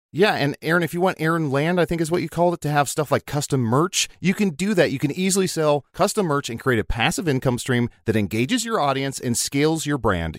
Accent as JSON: {"language": "English", "town": "Chicago", "region": "Illinois", "country": "United States"}